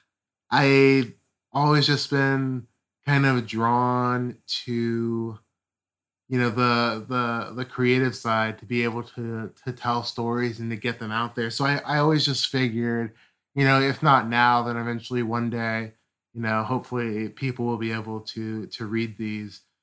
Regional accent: Ohio, United States; I'm from Ohio

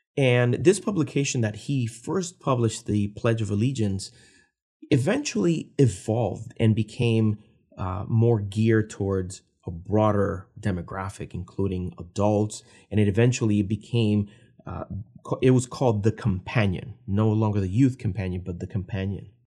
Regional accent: Puerto Rico; I was born and raised in Puerto Rico

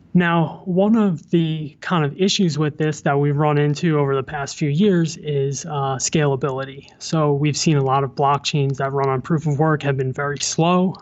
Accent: New Jersey, United States; moved away as an adult; also born or lived in New York City / Pennsylvania; now in New York, United States; I was born in the city. I grew up in New Jersey, went to college in Pennsylvania, um, and made my way back to New York.

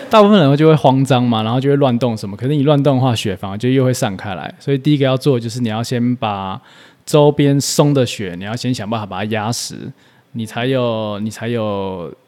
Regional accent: Taipei, Taiwan; 我在台北长大

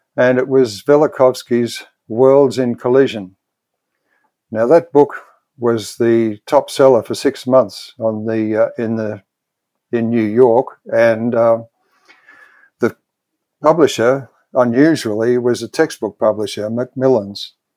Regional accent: Melbourne, Victoria, Australia; I was born and bred in Melbourne, in Australia.

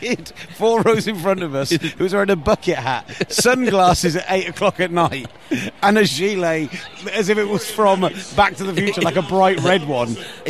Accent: United Kingdom; we're British

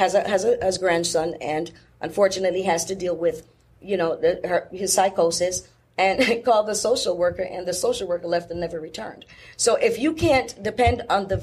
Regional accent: Jamaica; moved away; I was raised in Jamaica where people did not have the luxury of just running to the urgent care center every time you felt pain.

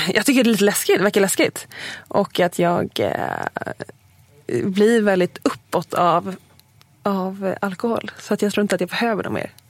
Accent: Huddinge, Stockholm County, Sweden; also born or lived in Lidingö / Östermalm, Stockholm; now in Stockholm, Sweden; jag är uppvuxen i Segeltorp utanför Huddinge

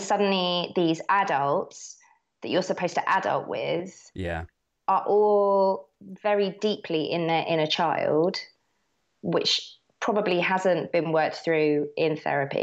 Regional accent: Herne Bay, South East England, United Kingdom; I grew up in Herne Bay.

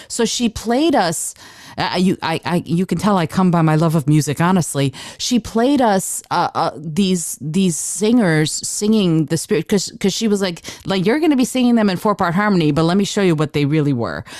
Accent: Detroit, Michigan, United States; I grew up in Detroit

